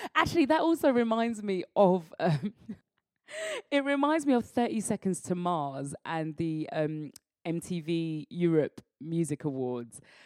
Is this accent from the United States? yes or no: no; United Kingdom; as black British people